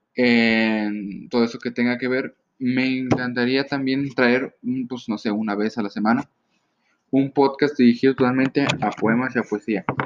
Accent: Mexico; soy de México

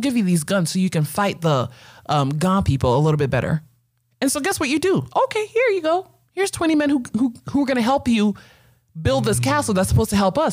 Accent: Ghana; now in United States; I'm Ghanaian

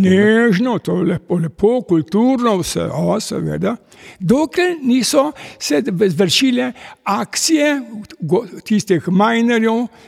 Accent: Kamnik, Slovenia; also born or lived in Gorizia, Italy; se je oče odločil in preselili smo se v Slovenijo in ustavili smo se v Kamniku

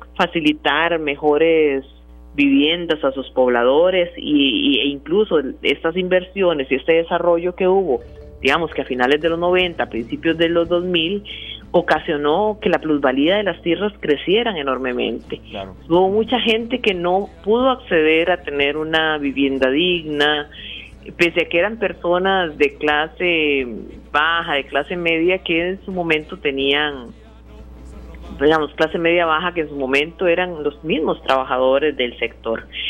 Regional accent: Guanacaste, Costa Rica

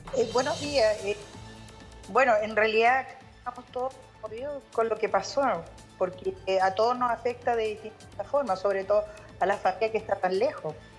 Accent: Chile; now in Kansas, United States; uno como chileno

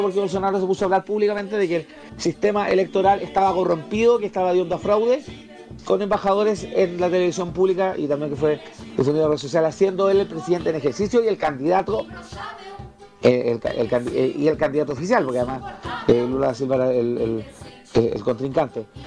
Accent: Chile; los chilenos

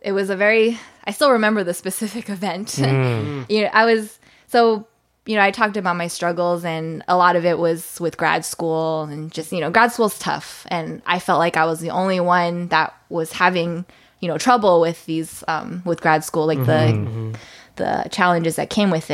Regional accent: San Diego, California, United States; moved away as an adult; also born or lived in Irvine, United States; now in Seattle, United States; I grew up in San Diego.

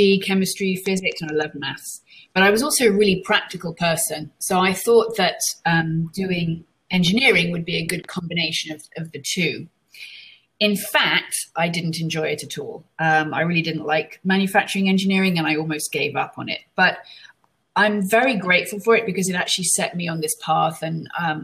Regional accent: London, United Kingdom; now in United States; So as you can probably guess from my accent, I wasn't born in the US. I was actually born in London in the UK.

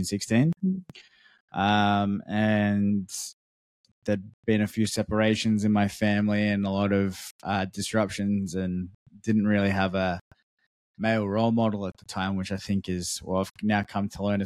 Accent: Melbourne, Victoria, Australia; moved away as an adult; now in Malaysia; I'm in Malaysia at the moment. I grew up in Melbourne for 25 years and then moved to Malaysia for the last year and a half

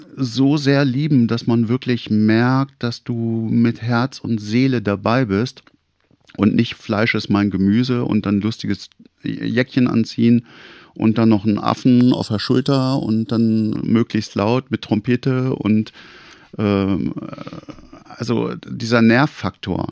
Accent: Hameln, Lower Saxony, Germany; bei uns in Hameln

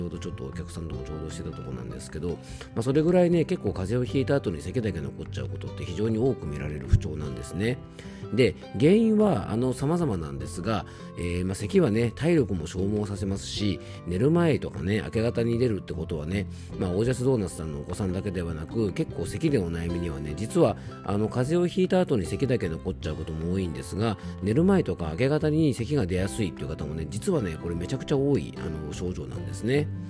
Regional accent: Yamanashi, Japan; 僕の地元山梨県

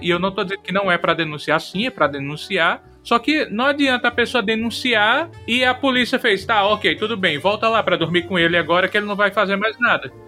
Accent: Rio Grande do Norte, Brazil; Eu sou do Rio Grande do Norte

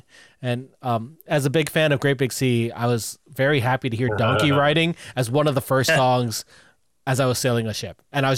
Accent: St. Catharines, Ontario, Canada; also born or lived in Niagara Falls; I'm from Niagara Falls / St. Catharines, so I grew up with all

